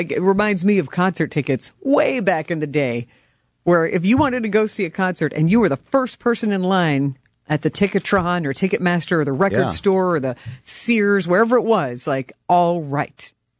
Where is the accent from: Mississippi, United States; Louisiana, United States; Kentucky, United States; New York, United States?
Kentucky, United States; Louisville; now in Wisconsin, United States; growing up in Louisville